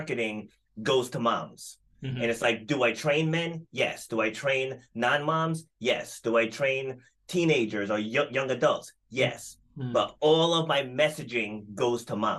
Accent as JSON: {"language": "English", "region": "Rhode Island", "country": "United States", "said": "I'm from Rhode Island in the States. And it's a very small state. Mm-hmm. And it's like almost like everybody knows everybody here."}